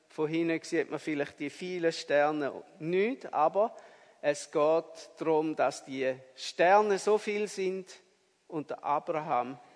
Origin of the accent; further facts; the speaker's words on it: Appenzell, Switzerland; als ich ein Bub war, da hat es noch so Winter gegeben mit viel Schnee im Appenzellerland, wo ich aufgewachsen bin.